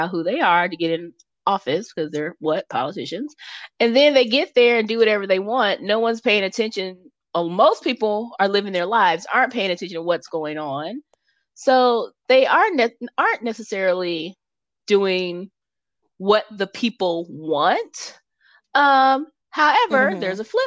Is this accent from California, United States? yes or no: yes; California, United States; as a Californian